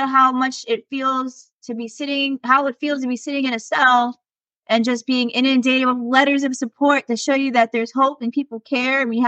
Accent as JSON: {"language": "English", "town": "New York City", "region": "New York", "country": "United States", "tie": "born or raised there", "moved": "yes", "said": "my hometown in New York City"}